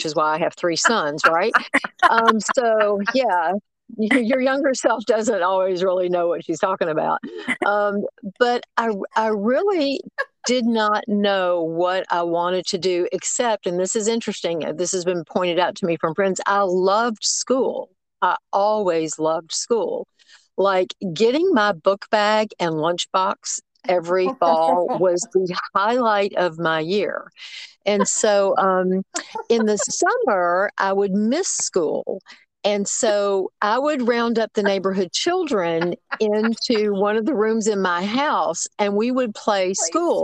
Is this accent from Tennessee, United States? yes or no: yes; Memphis, Tennessee, United States; moved away as an adult; now in Tuscaloosa, United States; I was born and raised in Memphis